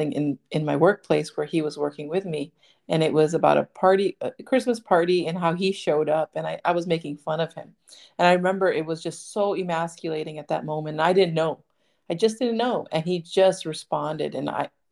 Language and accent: English; United States; I was raised in America, but I'm Indian.